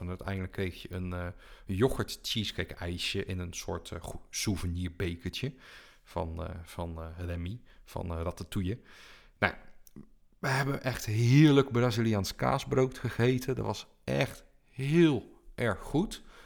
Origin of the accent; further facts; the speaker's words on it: Netherlands; we als Nederlanders